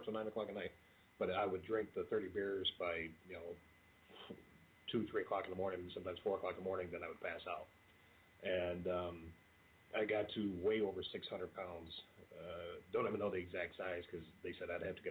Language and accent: English; Kentucky, United States; also born or lived in Toledo, Ohio; we're from Kentucky